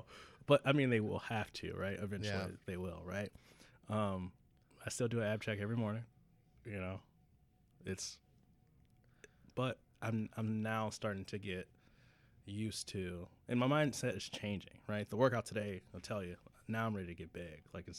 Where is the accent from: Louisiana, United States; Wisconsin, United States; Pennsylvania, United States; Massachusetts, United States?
Wisconsin, United States; And I'm from Wisconsin.